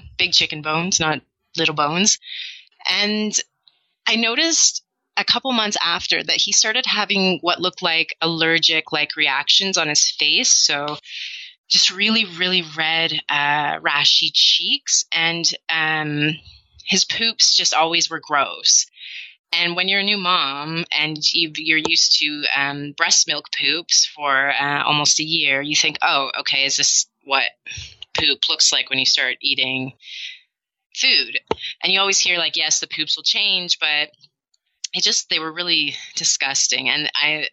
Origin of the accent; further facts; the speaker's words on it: Canada; moved away as an adult; now in Amsterdam, Netherlands; I'm a Canadian expat. I've been in Amsterdam for 12 years now